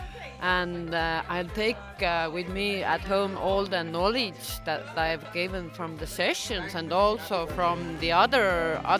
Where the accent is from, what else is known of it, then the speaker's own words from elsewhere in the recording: Estonia; I'm from Estonia.